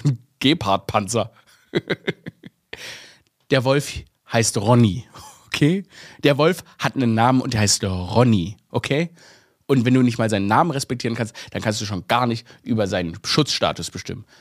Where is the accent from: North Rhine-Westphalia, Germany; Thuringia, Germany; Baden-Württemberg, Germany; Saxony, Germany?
Baden-Württemberg, Germany; Stuttgart; moved away as an adult; also born or lived in Vienna; ich bin ja in Stuttgart aufgewachsen